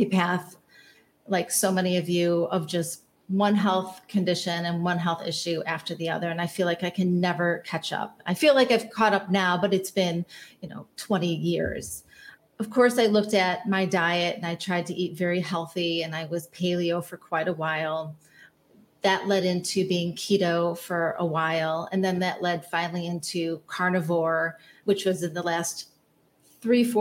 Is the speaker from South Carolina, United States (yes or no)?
no; Chicago, Illinois, United States; I grew up in the North Shore of Chicago